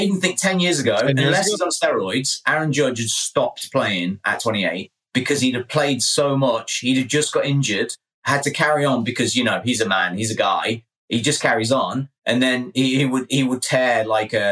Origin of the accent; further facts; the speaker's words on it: England, United Kingdom; I'm English